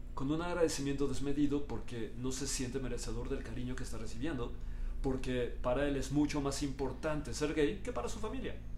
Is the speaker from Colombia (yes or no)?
no; Mexico; Mi identidad es que yo soy mexicano